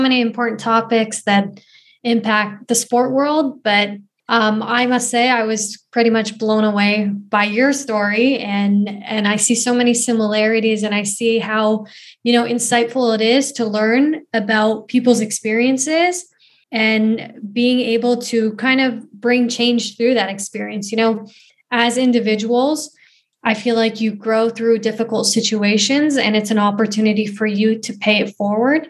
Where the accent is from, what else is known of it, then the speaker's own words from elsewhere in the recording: Canada; also born or lived in Afghanistan; originally I'm from Afghanistan, but I came to Canada when I was 2 years old with my family. And, you know, growing up in Canada